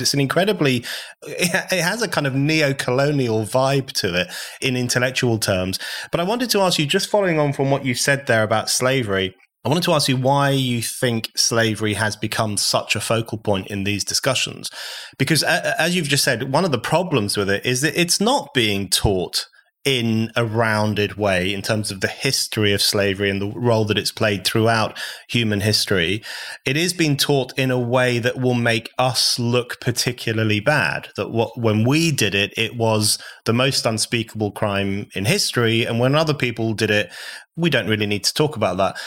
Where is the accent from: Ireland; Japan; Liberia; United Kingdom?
United Kingdom; I was born in the U K, unlike you. My parents are foreigners, but I'm British born.